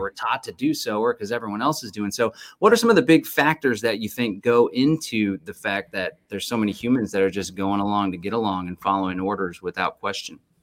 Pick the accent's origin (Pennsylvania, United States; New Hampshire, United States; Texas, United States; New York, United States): Texas, United States; Austin; I was actually born and raised in Austin